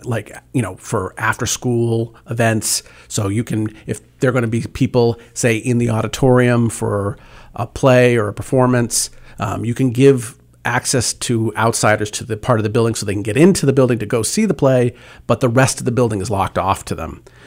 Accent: Worcester, Massachusetts, United States; also born or lived in Medfield, Massachusetts / Attleboro, Massachusetts; I, uh, was, uh, born and raised in Worcester, Massachusetts. Uh, my family moved to Medfield, uh, for secondary school

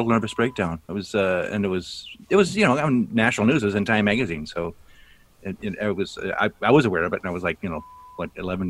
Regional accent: North Dakota, United States; moved away; also born or lived in Brainerd, Minnesota; See, I grew up in North Dakota

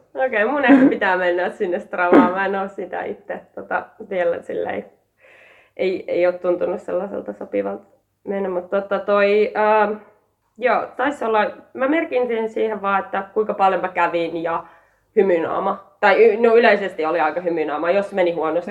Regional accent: Partaharju, Savo, Finland; also born or lived in Jäppilä; mä tuun Savosta, ää, Partaharjulta

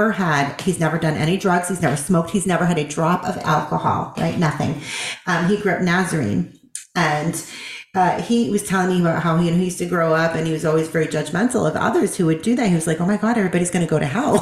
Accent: Boston, Massachusetts, United States; now in the South, United States; I'm from Boston

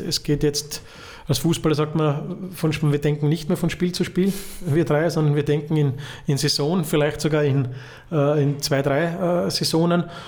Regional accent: Vienna, Austria; now in Vorarlberg, Austria; für mich als Wiener

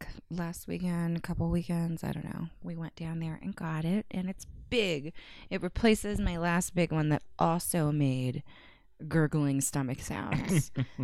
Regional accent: California, United States; moved away; I'm from California

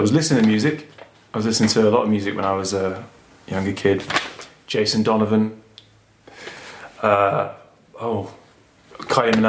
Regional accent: Surrey, South East England, United Kingdom; I'm from Surrey

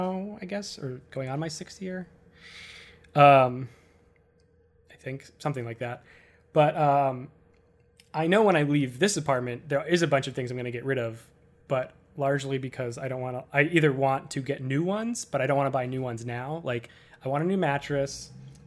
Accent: Worcester, Massachusetts, United States; moved away as an adult; also born or lived in Boston, United States / Cambridge, United States; now in New York, United States; Leaving Worcester, I ended up not saying bye. Like, I still talk to all the people I know from high school

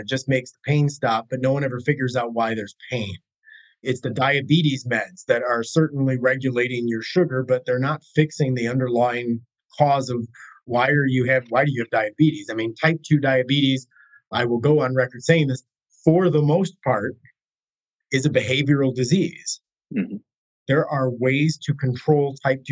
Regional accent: United States; I'm American, born and blue, love my country

